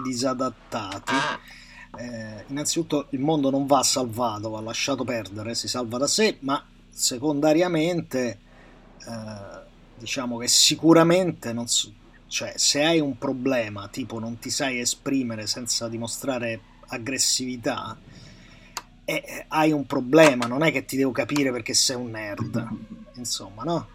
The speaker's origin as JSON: {"language": "Italian", "town": "Rome", "region": "Lazio", "country": "Italy", "tie": "born or raised there", "said": "Io sono di eh. Roma, no? Cioè, sono nato a Roma e a Roma siamo pessime persone"}